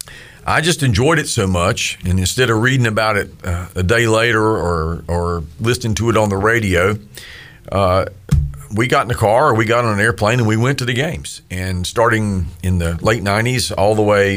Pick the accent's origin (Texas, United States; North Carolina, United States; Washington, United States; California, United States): North Carolina, United States; Hickory; I grew up in Hickory